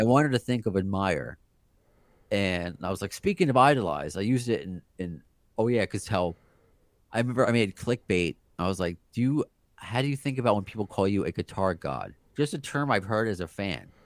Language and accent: English; New York City, New York, United States; we're both from Brooklyn. I was born in Brooklyn. My family's from Brooklyn.